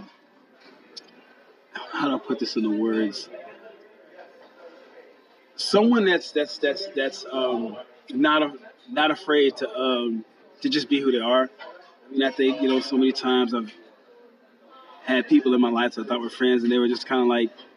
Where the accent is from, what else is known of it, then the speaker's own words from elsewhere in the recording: New Orleans, Louisiana, United States; moved away as an adult; now in Oregon, United States; I am a native of New Orleans, Louisiana